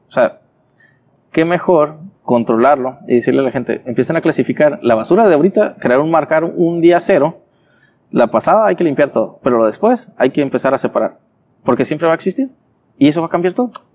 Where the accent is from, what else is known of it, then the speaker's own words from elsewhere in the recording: Tijuana, Baja California, Mexico; also born or lived in Ensenada; Originario soy de Tijuana.